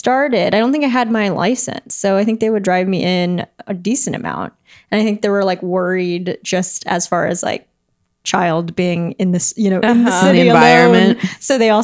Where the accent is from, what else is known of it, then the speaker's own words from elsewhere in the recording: La Cañada Flintridge, California, United States; I grew up out in La Cañada, which is, like, Northeast LA.